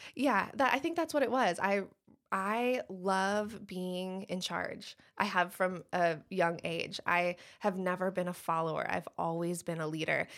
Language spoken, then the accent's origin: English; Michigan, United States; moved away as an adult; also born or lived in Wilmington, North Carolina / Shelby, North Carolina; now in Moore County, North Carolina, United States; I grew up in Michigan